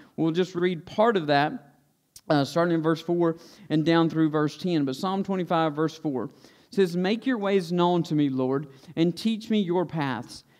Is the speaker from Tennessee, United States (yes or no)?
no; Stokes County, North Carolina, United States; when I was a kid, I was like most other kids growing up in Stokes County